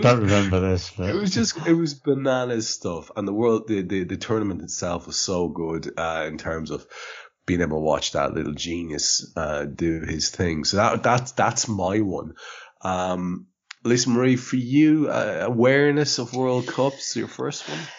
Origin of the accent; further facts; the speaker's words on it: Ireland; as an Irishman